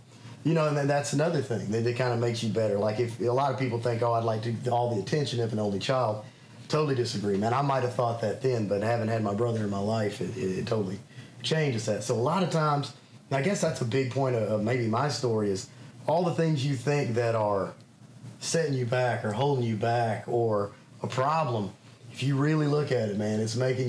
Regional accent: Little Rock, Arkansas, United States; born there; I was born in Little Rock, Arkansas. We actually moved back and forth a lot when I was a kid.

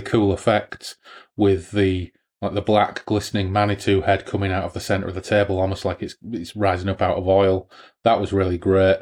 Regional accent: United Kingdom; we are British

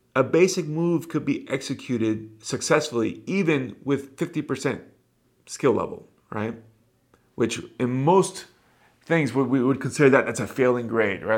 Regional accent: Miami, Florida, United States; Back home, at least in my hometown, Miami

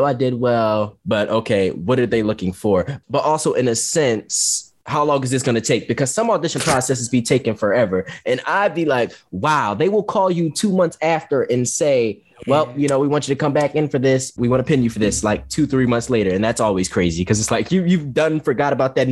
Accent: Philadelphia, Pennsylvania, United States; I'm from North Philly

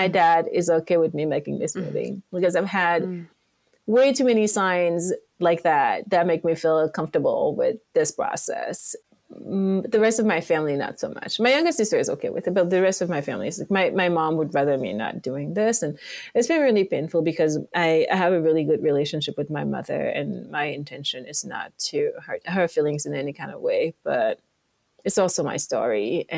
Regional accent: Yaoundé, Centre, Cameroon; English is a second language; moved away as an adult; also born or lived in France; now in Los Angeles, United States; Yaoundé, my hometown

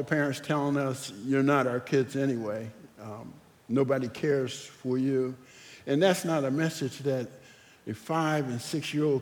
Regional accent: Philadelphia, Pennsylvania, United States; I was born in North Philadelphia in an area called the Badlands.

